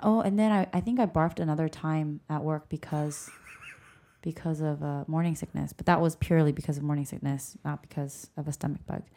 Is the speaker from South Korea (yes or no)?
yes; South Korea; moved away; I grew up in Korea